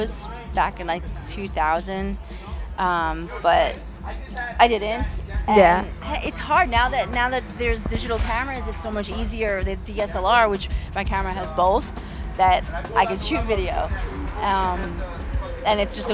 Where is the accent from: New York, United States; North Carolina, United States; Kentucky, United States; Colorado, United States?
New York, United States; Long Island; Long Island, born and raised